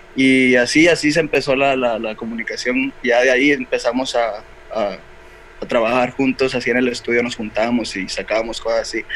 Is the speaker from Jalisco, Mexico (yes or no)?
no; Valparaíso, Zacatecas, Mexico; soy, de Valparaíso, Zacatecas